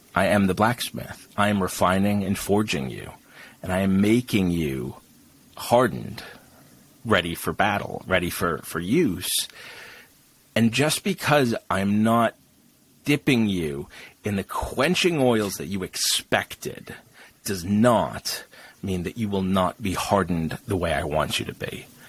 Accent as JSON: {"language": "English", "region": "England", "country": "United Kingdom"}